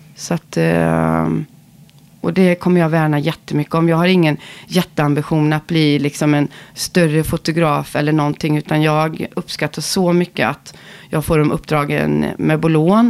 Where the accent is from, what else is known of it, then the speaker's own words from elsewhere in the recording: Ulricehamn, Västra Götaland, Sweden; vi kommer från Ulricehamn